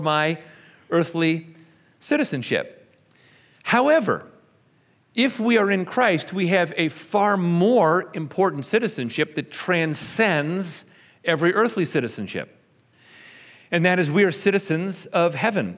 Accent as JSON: {"language": "English", "region": "New York", "country": "United States", "tie": "born or raised there", "also_born_or_lived": "Texas", "moved": "yes", "lives_now": "Bartlesville, United States", "said": "I was not born in Oklahoma, I was born in New York. Spent a lot of years in Texas"}